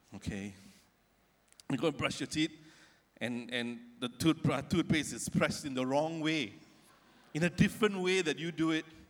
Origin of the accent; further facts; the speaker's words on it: Ampang, Selangor, Malaysia; near where I grew up in Ampang in KL